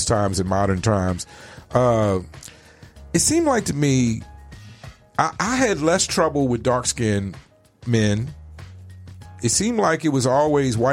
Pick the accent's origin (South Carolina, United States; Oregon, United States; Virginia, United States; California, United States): Virginia, United States; Richmond; moved away as an adult; now in Phoenix, United States; growing up in East Coast in Richmond, Virginia